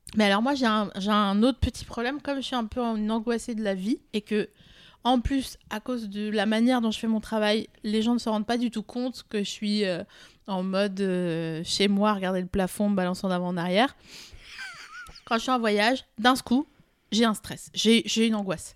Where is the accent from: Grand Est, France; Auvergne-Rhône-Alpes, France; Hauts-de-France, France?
Grand Est, France; Vosges; je viens des Vosges